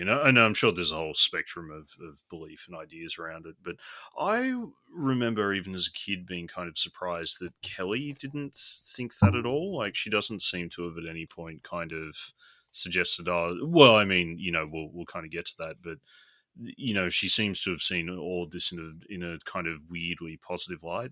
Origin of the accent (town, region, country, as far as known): Australia